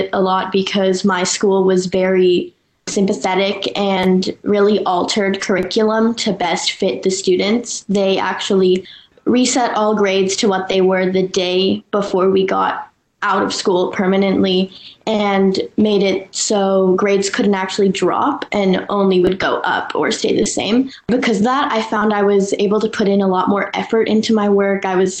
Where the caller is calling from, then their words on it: Los Angeles, California, United States; I'm going into 10th grade, and I'm calling in from Los Angeles.